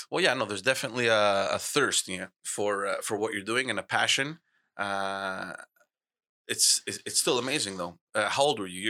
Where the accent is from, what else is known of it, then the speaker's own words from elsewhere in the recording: Montreal, Quebec, Canada; I was brought up in Park X. I lived, uh, I mean, I was born in Park X